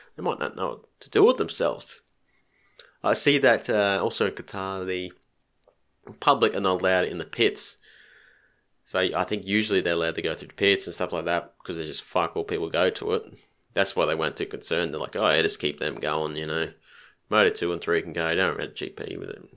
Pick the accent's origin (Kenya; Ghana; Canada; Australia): Australia; Queensland; being a Queenslander.